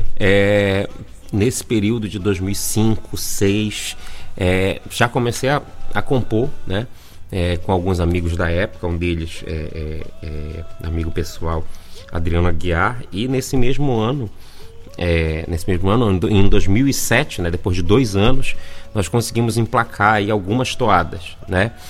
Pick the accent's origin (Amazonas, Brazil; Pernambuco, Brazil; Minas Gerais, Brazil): Amazonas, Brazil; Parintins; moved away as an adult; also born or lived in Manaus